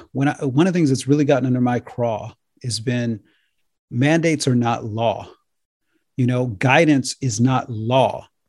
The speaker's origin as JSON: {"language": "English", "country": "United States", "said": "as an American"}